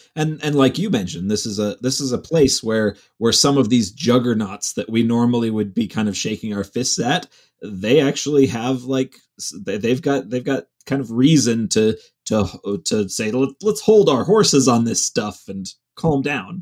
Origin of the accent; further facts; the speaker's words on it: Cleveland, Ohio, United States; moved away as an adult; I grew up in Cleveland